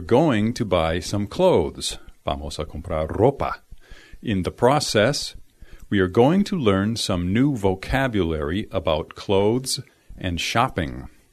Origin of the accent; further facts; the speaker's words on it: United States; I'm from the United States.